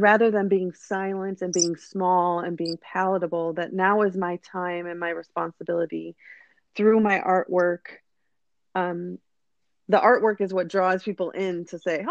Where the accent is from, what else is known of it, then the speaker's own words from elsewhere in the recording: United States; growing up in the United States